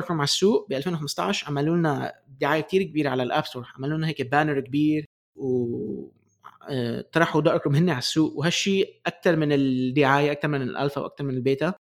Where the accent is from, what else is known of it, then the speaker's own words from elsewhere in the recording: Palestine; انا انا فلسطيني